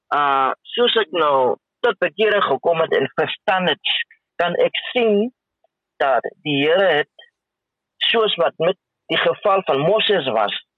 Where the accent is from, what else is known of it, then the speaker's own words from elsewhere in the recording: Windhoek, Khomas, Namibia; ek is gebore in Windhoek en ek het as alleen kind groot geword.